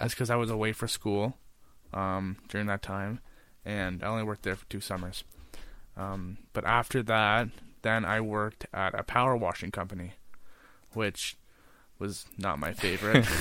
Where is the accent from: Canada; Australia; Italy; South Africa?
Canada; Smithville, Ontario; I was from Smithville, Ontario, and I never really used to go to Hamilton ever